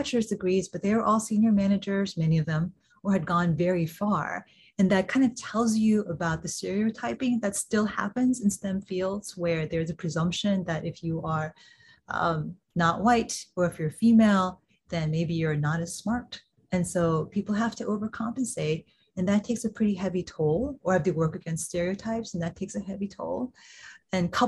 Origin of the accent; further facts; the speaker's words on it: Kansas City, Missouri, United States; I grew up in Kansas City, Missouri